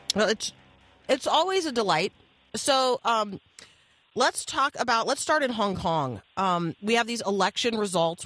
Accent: Indiana, United States; I was born in, in Indiana.

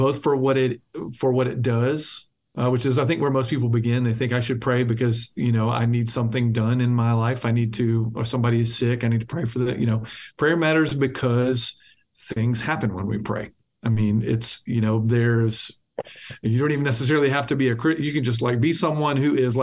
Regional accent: the South, United States; a Baptist kid coming from the South

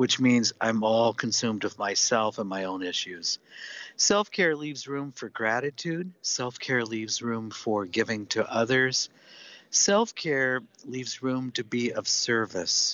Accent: Seattle, Washington, United States; I'm from Seattle

